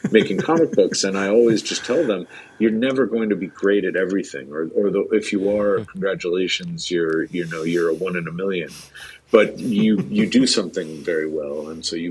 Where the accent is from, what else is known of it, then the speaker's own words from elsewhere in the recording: New Jersey, United States; moved away as an adult; also born or lived in New York / Boston; raised in Jersey